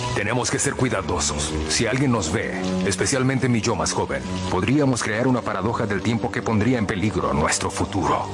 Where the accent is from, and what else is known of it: Caguas, Puerto Rico; born or raised there